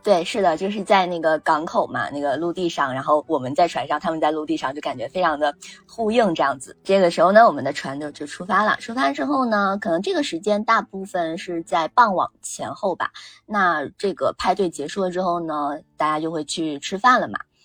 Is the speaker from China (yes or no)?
yes; China; 我们大陆这边呢，或者是说哪怕是台湾籍呢，其实都是我们同样的文化嘛